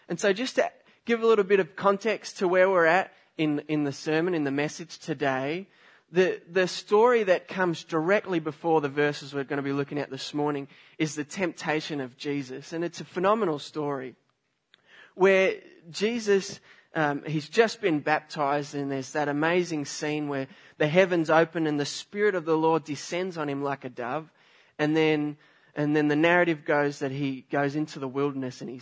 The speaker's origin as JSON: {"language": "English", "country": "Australia", "moved": "yes", "said": "I'm from Australia"}